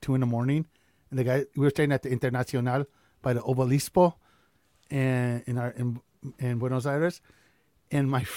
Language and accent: English; United States; I was from the U.S.